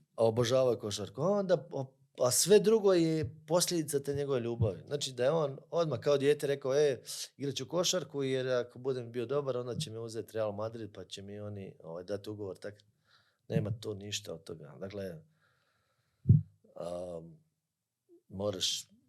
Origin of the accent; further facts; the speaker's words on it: Croatia; kod nas u Hrvatskoj